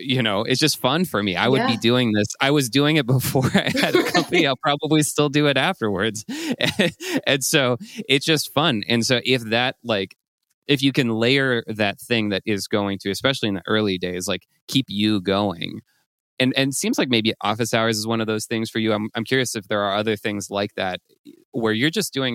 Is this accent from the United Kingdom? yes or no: no; France; moved away; I grew up in France